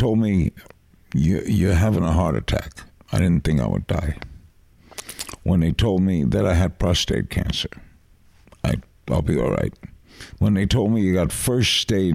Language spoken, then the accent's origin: English; New York City, New York, United States; where I grew up in Brooklyn